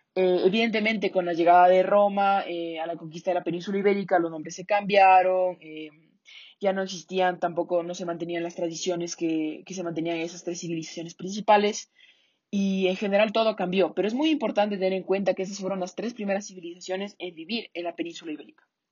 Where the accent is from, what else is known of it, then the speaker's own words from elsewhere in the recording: Ecuador; nuestro idioma actual que hablamos en Ecuador